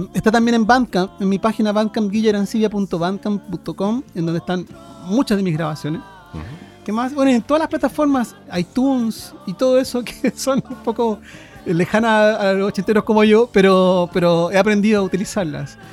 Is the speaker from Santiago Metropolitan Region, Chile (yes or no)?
yes; Santiago, Santiago Metropolitan Region, Chile; vivíamos en Santiago, yo nací en Santiago, de hecho